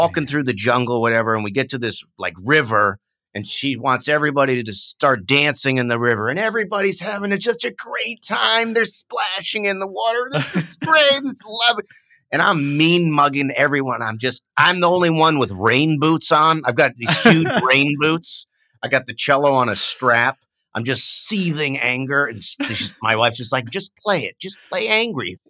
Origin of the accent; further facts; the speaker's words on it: United States; also born or lived in Vietnam; as an American